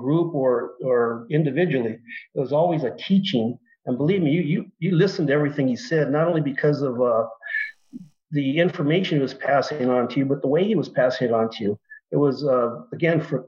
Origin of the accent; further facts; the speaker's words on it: Montebello, California, United States; I grew up in Montebello.